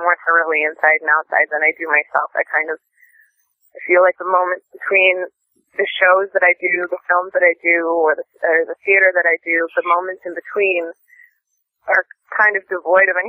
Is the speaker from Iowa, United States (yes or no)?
yes; Mason City, Iowa, United States; moved away as an adult; now in Los Angeles, United States; The town that I'm originally born and raised in is Mason City, Iowa